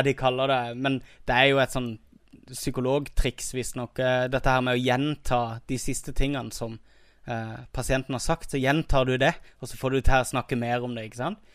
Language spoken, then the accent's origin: Norwegian; Kristiansand, Agder, Norway; accent: Kristiansand dialect (Sørlandsk)